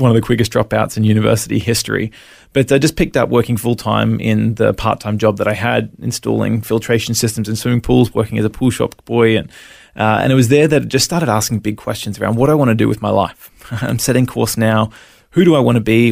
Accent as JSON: {"language": "English", "town": "Brisbane", "region": "Queensland", "country": "Australia", "tie": "born or raised there", "also_born_or_lived": "Melbourne, Victoria", "said": "we moved up to Brisbane when I was five and sort of lived in the Sunshine State ever since"}